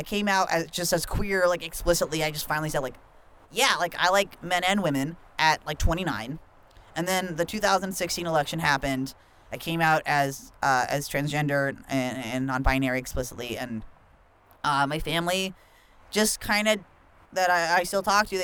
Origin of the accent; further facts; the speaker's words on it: Norco, California, United States; I grew up in a conservative farming town called Norco in Riverside County, which is about like an hour or so east from Los Angeles